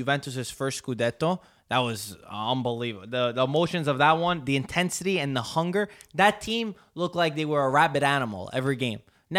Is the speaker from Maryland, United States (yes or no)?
no; New York, United States; growing up in New York, being around here